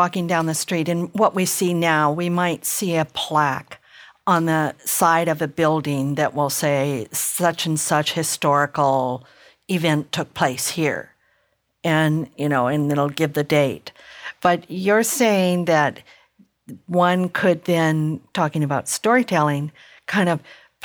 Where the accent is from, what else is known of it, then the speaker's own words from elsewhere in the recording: the South, United States; moved away; I grew up partially in the South